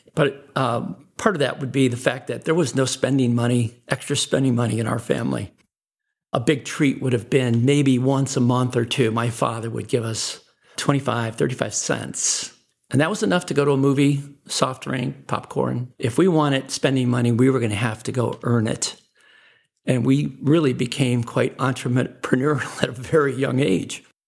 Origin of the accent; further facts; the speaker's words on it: Chicago, Illinois, United States; I was born in Chicago, Illinois